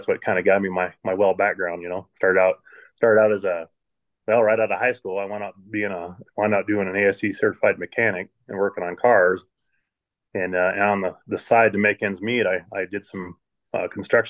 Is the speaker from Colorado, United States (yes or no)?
yes; Cripple Creek, Colorado, United States; also born or lived in Flint, Michigan; I grew up in Cripple Creek from about 12-ish till I moved out